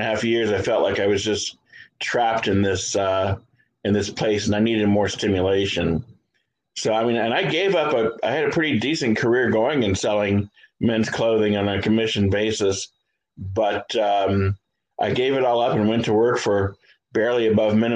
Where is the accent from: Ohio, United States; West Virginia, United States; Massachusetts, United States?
Ohio, United States; Columbus; I am from Columbus, Ohio.